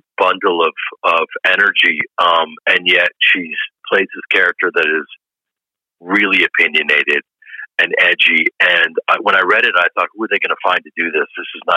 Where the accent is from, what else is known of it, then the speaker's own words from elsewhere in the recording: Chicago, Illinois, United States; I'm from Chicago and we always believe.